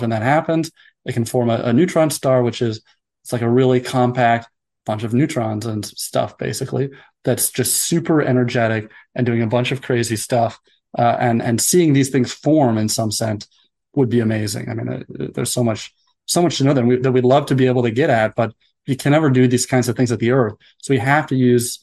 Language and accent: English; United States; also born or lived in Denmark; I'm American, but I did my postdoc in Denmark